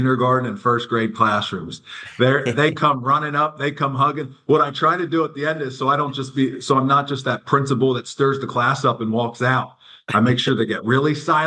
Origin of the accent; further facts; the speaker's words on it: Lancaster, Pennsylvania, United States; I'm from Lancaster, Pennsylvania